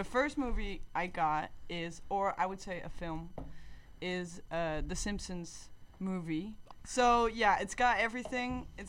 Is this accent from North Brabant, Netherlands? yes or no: yes; 's-Hertogenbosch, North Brabant, Netherlands; now in Amsterdam, Netherlands; I'm from the south, I'm from Den Bosch, in a way I've decided to stay in Amsterdam as well